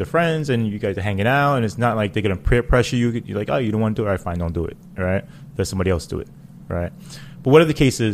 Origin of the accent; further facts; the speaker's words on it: New York City, New York, United States; also born or lived in Queens, New York; born and raised in Brooklyn, Flatbush